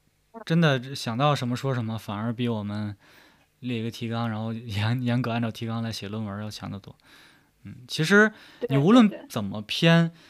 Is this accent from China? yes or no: yes; China; 其实可能觉得啊也挺好的，就是我们中国人说话都这样吗？尤其是政府文件。